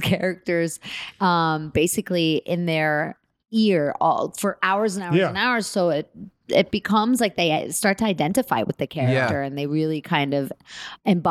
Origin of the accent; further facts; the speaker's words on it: New York City, New York, United States; I grew up in New York